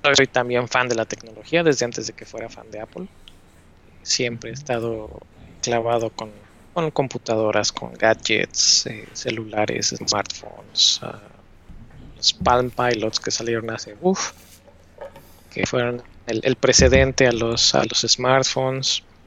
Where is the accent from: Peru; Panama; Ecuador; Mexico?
Mexico; Puebla; moved away as an adult; now in United States; llevo viviendo en Estados Unidos desde el 2011, pero soy poblano